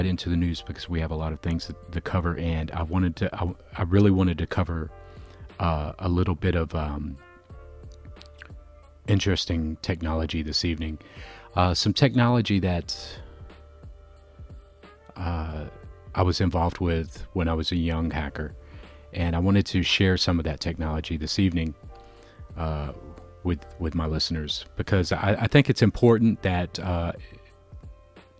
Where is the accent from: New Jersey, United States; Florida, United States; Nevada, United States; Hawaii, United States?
Florida, United States; now in Chicago, United States; my home state of Florida